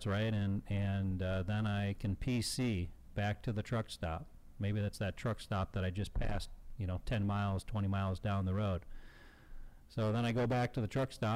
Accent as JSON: {"language": "English", "town": "Chicago", "region": "Illinois", "country": "United States", "tie": "born or raised there", "said": "my hometown, Chicago"}